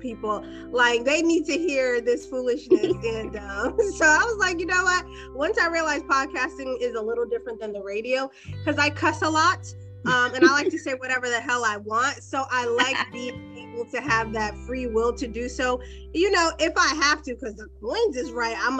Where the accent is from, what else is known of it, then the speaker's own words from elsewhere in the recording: Boston, Massachusetts, United States; I am from Boston, Massachusetts